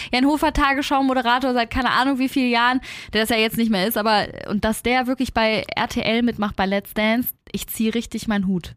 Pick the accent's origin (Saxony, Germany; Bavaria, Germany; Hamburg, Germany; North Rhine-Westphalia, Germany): Hamburg, Germany; bei uns in Hamburg